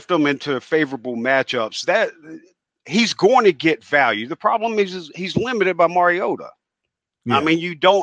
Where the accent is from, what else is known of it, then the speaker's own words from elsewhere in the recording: South Carolina, United States; now in Houston, United States; I'm originally from South Carolina.